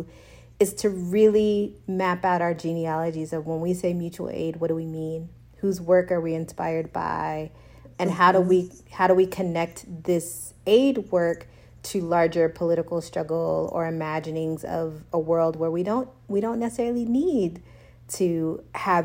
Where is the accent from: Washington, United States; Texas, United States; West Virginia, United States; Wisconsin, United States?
Texas, United States; moved away as an adult; now in Austin, United States; I'm originally from Texas, Austin's new to me. Yeah. And also I haven't lived in Texas in 15 years